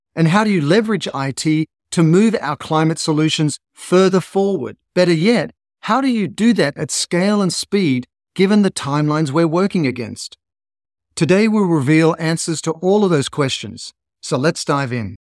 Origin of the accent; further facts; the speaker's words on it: Australia; I grew up in Australia